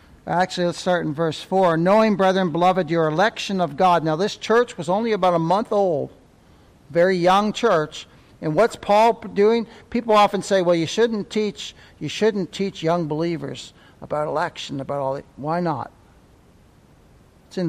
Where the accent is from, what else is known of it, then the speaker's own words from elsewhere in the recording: Ontario, Canada; moved away; I'm from Ontario